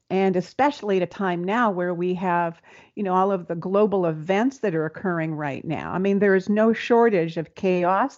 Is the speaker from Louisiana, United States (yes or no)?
no; Seattle, Washington, United States; I'm from Seattle